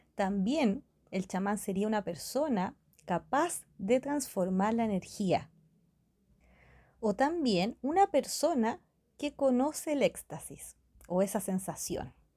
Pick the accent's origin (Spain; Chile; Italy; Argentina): Chile; La cultura mapuche se encuentra en mi país, en Chile